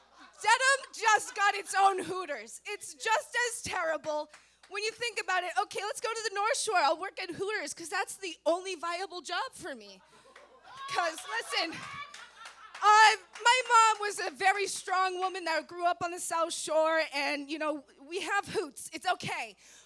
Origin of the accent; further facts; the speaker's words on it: Ireland; Because down south, we are young. We are Irish.